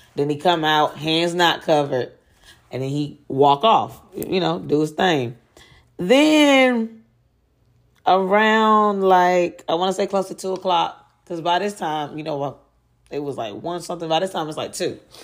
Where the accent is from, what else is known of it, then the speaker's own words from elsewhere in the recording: Durham, North Carolina, United States; my hometown of Durham, North Carolina